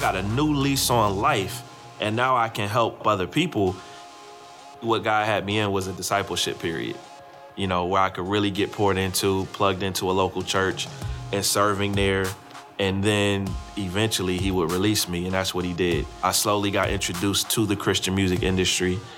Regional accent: Columbus, Ohio, United States; now in Raleigh, United States; I grew up in Columbus, Ohio

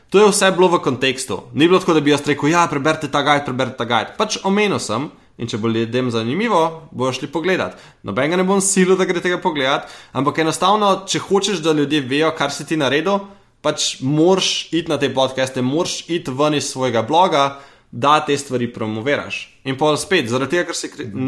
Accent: Slovenia; sem iz Slovenije

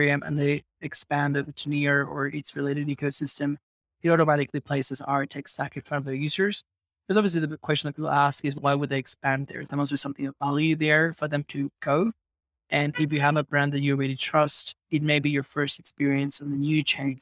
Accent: Venezuela; I grew up in Venezuela

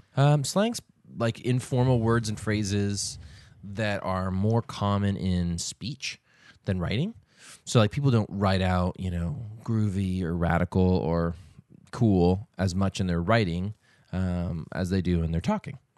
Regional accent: Boston, Massachusetts, United States; when I was growing up in the Boston area

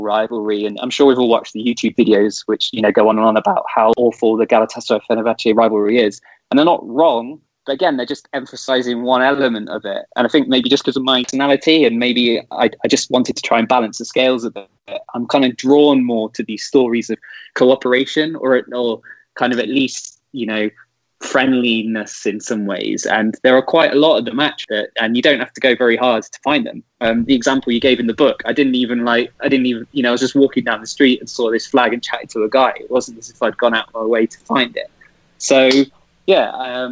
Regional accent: Leicester, East Midlands, United Kingdom; moved away as an adult; now in Ankara, Turkey; I'm from Leicester

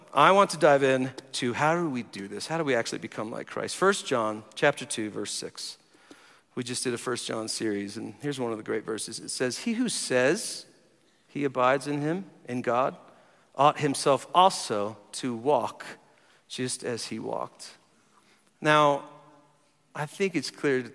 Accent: New Jersey, United States; moved away as an adult; also born or lived in Tulsa, Oklahoma; now in Colorado Springs, United States; I grew up in New Jersey. I've spent half my life here now. I've been here 22 years

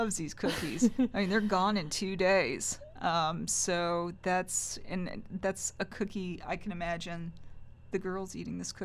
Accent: Mount Sterling, Kentucky, United States; I grew up in Montgomery County. It's Mount Sterling.

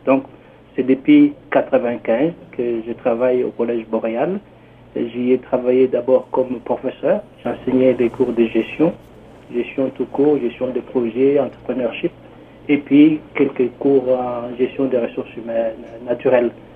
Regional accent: DR Congo; moved away as an adult; also born or lived in Canada; now in Toronto, Canada; je viens précisément de la RDC, la République démocratique du Congo

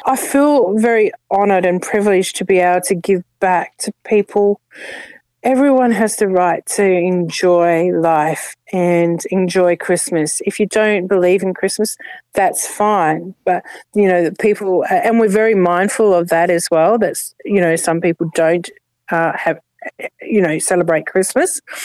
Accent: Adelaide, South Australia, Australia; now in Ipswich, Australia; i come from Adelaide, uh, South Australia, and I grew up here

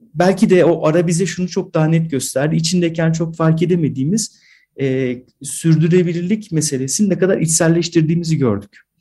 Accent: AGÜ campus, Kayseri Province, Turkey; moved away; Ben bu kampüste doğdum

